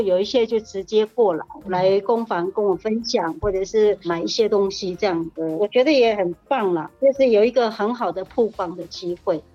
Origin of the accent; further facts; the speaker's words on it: Hualien County, Taiwan; 我是来自花莲的泰鲁格族